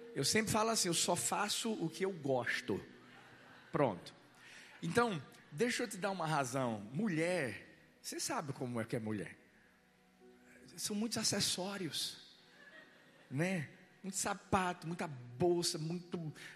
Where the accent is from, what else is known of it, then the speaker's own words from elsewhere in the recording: Pernambuco, Brazil; Eu sou pernambucano, nordestino, cabra macho.